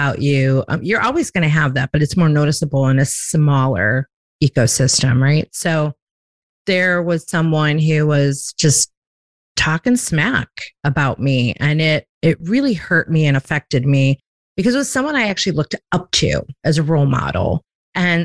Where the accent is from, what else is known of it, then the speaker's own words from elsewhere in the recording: Chicago, Illinois, United States; now in Myrtle Beach, United States; I'm from a big city. I'm from Chicago, and I relocated to a small town in the South.